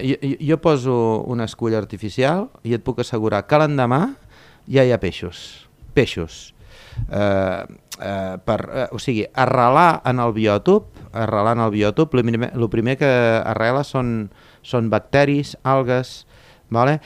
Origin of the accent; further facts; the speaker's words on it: Torredembarra, Catalonia, Spain; sóc de Torre d'Embarra tinc allà un centre de busseig